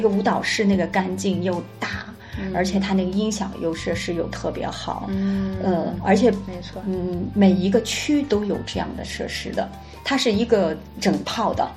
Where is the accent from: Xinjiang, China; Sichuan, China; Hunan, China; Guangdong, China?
Xinjiang, China; moved away as an adult; also born or lived in Beijing; now in Hong Kong; 咱们新疆人吧，就是那个性格呢，就是豪爽